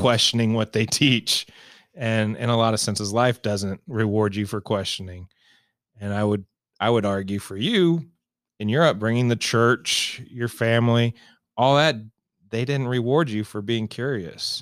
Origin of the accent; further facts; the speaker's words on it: Raytown, Missouri, United States; I grew up in Raytown, which is a suburb here of Kansas City